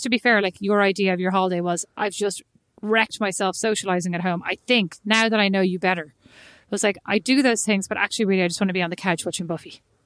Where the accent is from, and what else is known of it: Ireland; moved away as an adult; also born or lived in Milan / Paris / Newark; now in United States